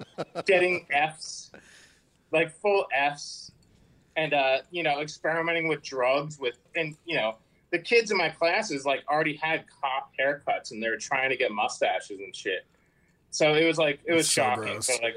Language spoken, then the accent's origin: English; New Jersey, United States; moved away as an adult; also born or lived in San Diego; I'm from Jersey